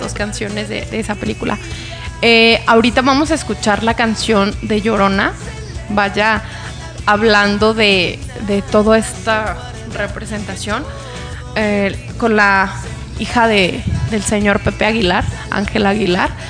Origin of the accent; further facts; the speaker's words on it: Mexico; also born or lived in Guadalajara, Jalisco; nos distinguen como mexicanos